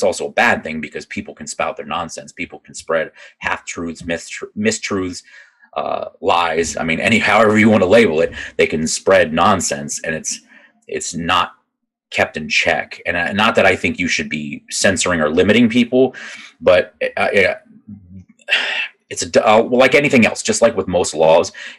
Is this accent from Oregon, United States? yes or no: no; Northeast Virginia, United States; I grew up outside of DC. I grew up in Virginia, in Northeast Virginia